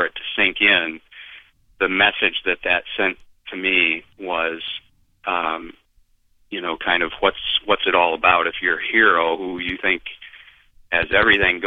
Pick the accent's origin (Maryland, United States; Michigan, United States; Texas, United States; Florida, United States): Michigan, United States; Beulah; My hometown, very, very small hometown of 421 people, Beulah, Michigan.